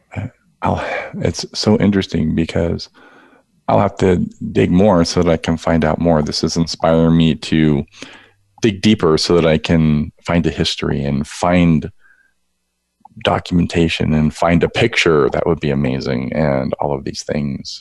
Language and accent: English; West Palm Beach, Florida, United States; I was born in West Palm Beach, Florida